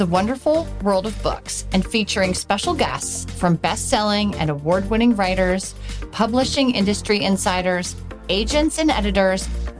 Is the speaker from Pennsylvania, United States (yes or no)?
yes; Philadelphia, Pennsylvania, United States; the Philadelphia Inquirer, which is my hometown.